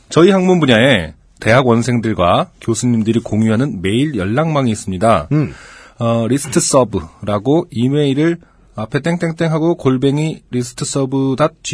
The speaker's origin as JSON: {"language": "Korean", "country": "South Korea", "lives_now": "United States", "said": "나 한국에서 왔다."}